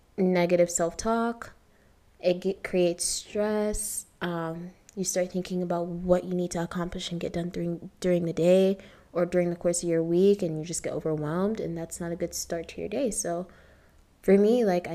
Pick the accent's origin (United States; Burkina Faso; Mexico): United States; Ohio; moved away as an adult; also born or lived in Toronto, Canada; now in Nairobi, Kenya; spent most of my life in Ohio growing up